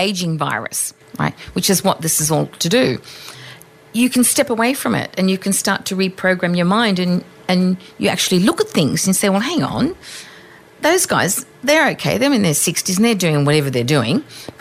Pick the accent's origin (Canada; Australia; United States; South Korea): Australia; I'm Australian, so I have some colloquialisms.